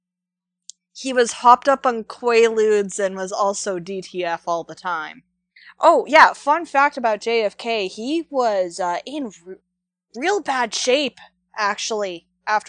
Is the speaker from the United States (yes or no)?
no; Canada; I'm Canadian